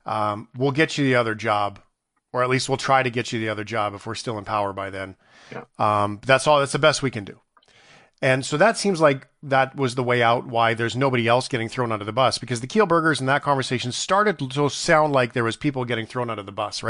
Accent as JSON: {"language": "English", "country": "Canada", "said": "as a Canadian"}